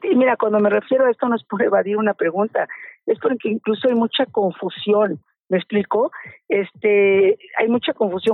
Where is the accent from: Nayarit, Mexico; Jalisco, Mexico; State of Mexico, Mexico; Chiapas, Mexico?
State of Mexico, Mexico; Yo soy ciudadana del Estado de México